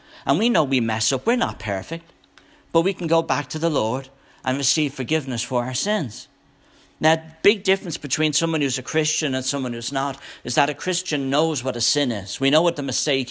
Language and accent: English; Ireland; moved away as an adult; now in United States; I was an ambassador for Ireland.